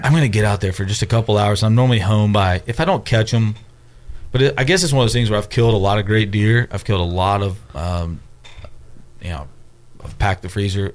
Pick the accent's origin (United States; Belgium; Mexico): United States; Memphis, Tennessee; I'm from Memphis